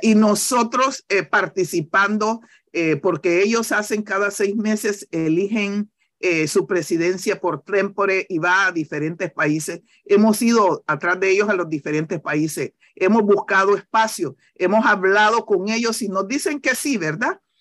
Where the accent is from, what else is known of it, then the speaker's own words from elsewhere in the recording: Santa Fe, Colón, Honduras; now in New York, United States; yo soy de una comunidad llamada Santa Fe, yo soy de Santa Fe